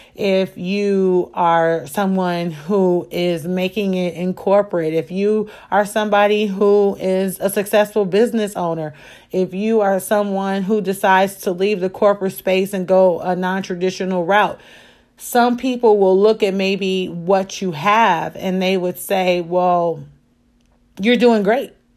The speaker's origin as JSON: {"language": "English", "town": "Chicago", "region": "Illinois", "country": "United States", "tie": "born or raised there", "said": "I am a Chicagoan"}